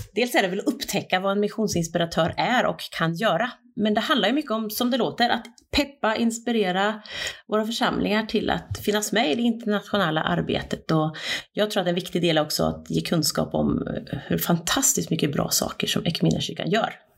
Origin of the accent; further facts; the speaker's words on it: Östergötland, Sweden; moved away; also born or lived in Turkey; jag är bonunge från Östgötaslätten, uppvuxen på en bondgård